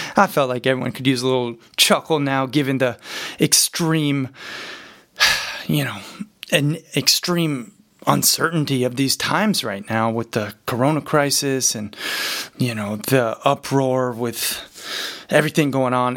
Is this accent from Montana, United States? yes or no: yes; Montana, United States; growing up in Montana